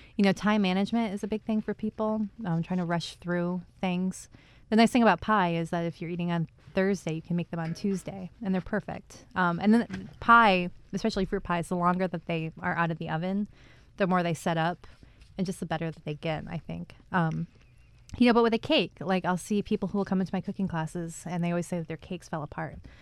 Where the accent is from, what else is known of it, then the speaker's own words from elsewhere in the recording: Finger Lakes, central New York, United States; now in Albany area, United States; I grew up out near the Finger Lakes, out near central New York